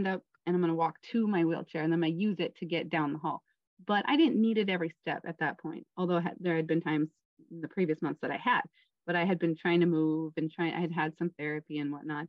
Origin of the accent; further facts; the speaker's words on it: Minnesota, United States; moved away as an adult; also born or lived in Oregon / Philippines / Taiwan; my best friend from Minnesota